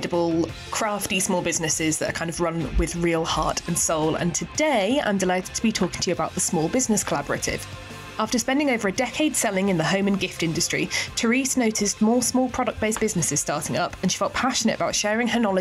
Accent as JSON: {"language": "English", "town": "Hull", "region": "Yorkshire and the Humber", "country": "United Kingdom", "tie": "born or raised there", "moved": "yes", "lives_now": "London, United Kingdom", "said": "I grew up in Hull, near Hull."}